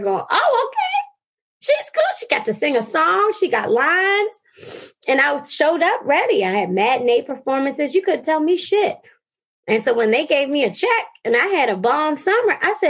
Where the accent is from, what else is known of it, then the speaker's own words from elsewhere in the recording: Baltimore, Maryland, United States; moved away as an adult; also born or lived in California; I grew up in Baltimore City